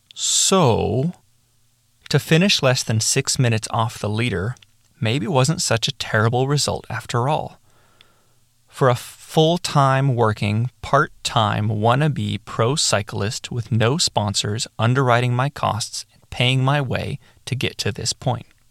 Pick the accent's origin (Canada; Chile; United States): Chile; I was from Chile and I was representing Chile